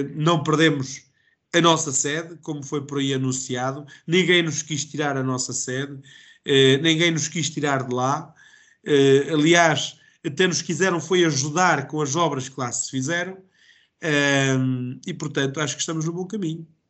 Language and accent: Portuguese; Calvão, Centro, Portugal; Eu sou de Calvão uh, e, portanto, mesmo aqui em Calvão